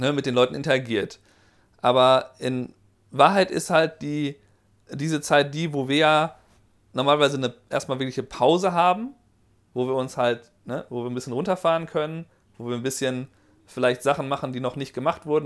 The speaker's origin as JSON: {"language": "German", "country": "Germany", "moved": "yes", "said": "du hast ja einen Akzent, aber wo kommst du denn her? Deutschland"}